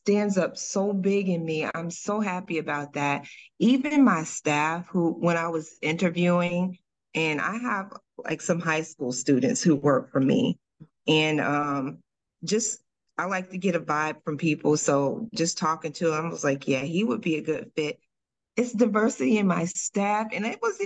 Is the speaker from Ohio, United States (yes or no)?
yes; Dayton, Ohio, United States; now in Cincinnati, United States; I'm originally from Dayton, Ohio, but I moved to Cincinnati. I've been here almost 30 years.